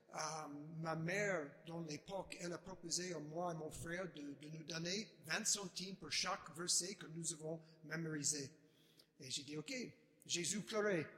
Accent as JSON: {"language": "French", "town": "Chicago", "region": "Illinois", "country": "United States", "tie": "born or raised there", "second_language": "French", "moved": "yes", "lives_now": "Washington, D.C., United States", "said": "je ne suis pas français, je suis américain, je suis né à Chicago"}